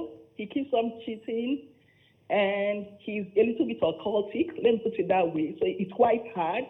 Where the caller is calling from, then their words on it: Ontario, Canada; I'm calling from Canada.